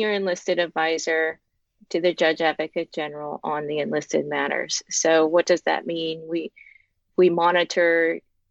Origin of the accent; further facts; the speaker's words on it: Walla Walla, Washington, United States; moved away as an adult; I am from Walla Walla, Washington